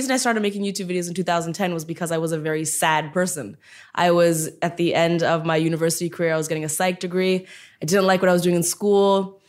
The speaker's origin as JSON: {"language": "English", "country": "India", "said": "And so that was a really big deal, especially as an Indian woman, a huge, huge deal."}